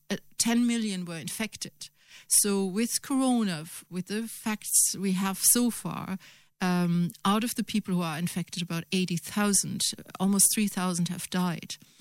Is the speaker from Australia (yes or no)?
no; Germany; now in Ireland; Germany. Obviously, my home country